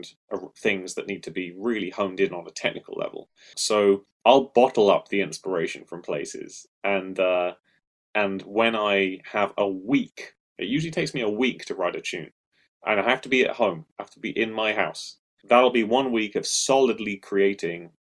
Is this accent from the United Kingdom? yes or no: yes; United Kingdom; I'm British